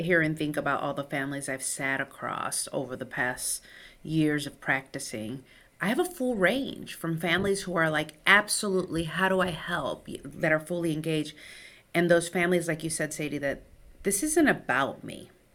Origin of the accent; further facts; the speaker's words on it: Chicago, Illinois, United States; first language Spanish; English is a second language; I grew up on the south side of Chicago to a first generation Mexican-American family